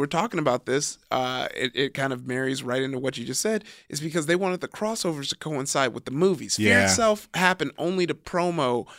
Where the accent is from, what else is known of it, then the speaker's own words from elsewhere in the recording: Nigeria; And then as a Nigerian, once again